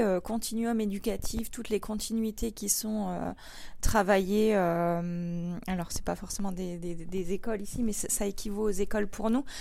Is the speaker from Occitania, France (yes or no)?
no; Pas-de-Calais, Hauts-de-France, France; nous, en France et, du coup euh, chez nous dans le Pas-de-Calais